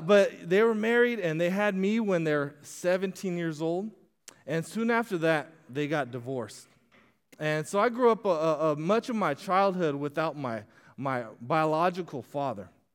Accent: Casa Grande, Arizona, United States; moved away; I grew up in Castro Grande, Arizona

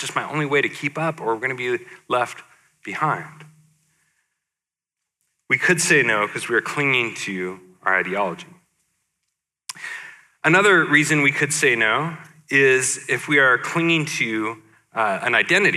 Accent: Portland, United States; my hometown of Portland

